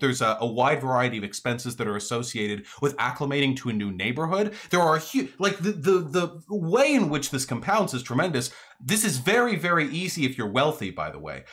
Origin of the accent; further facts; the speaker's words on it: Beverly Hills, California, United States; I grew up in Beverly Hills